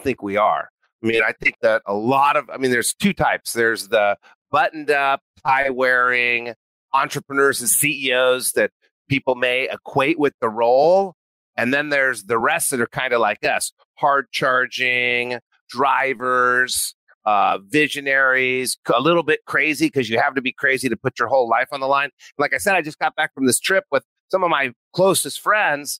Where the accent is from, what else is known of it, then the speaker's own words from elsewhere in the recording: New Mexico, United States; I grew up in New Mexico